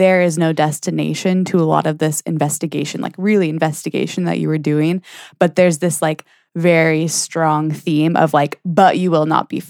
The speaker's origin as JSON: {"language": "English", "country": "United States", "said": "I'm American"}